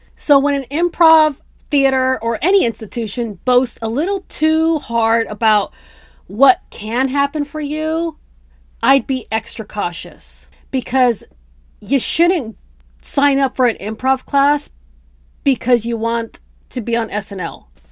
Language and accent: English; Bay Area, California, United States; now in Los Angeles, United States; I grew up in the Bay Area, I grew up in a very multicultural environment.